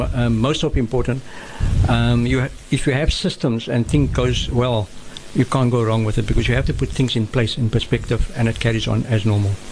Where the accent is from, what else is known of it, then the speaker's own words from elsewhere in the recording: Cape Town, Western Cape, South Africa; also born or lived in Maitland; grown in Claremont